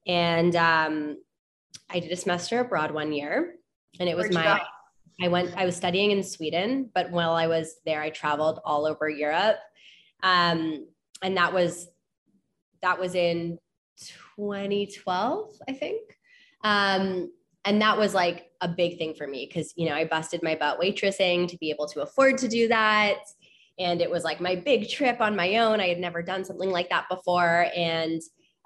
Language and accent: English; Toronto, Ontario, Canada; born and raised in Toronto, Ontario. I'm Canadian.